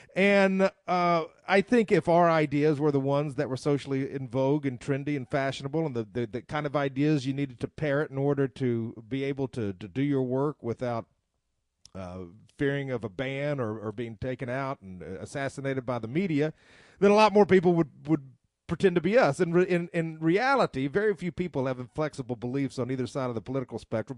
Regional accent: the South, United States; I'm a Southerner

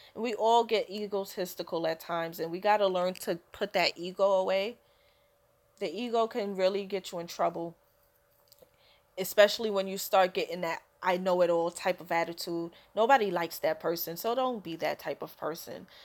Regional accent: New York City, New York, United States; I'm a a New Yorker through and through so I've lived here my whole life

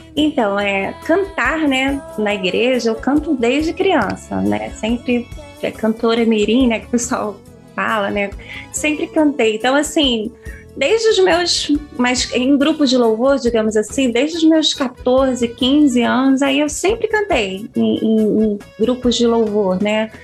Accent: São Gonçalo, Rio de Janeiro, Brazil; eu nasci no Rio de Janeiro, mas eu sou filha de um nordestino arretado

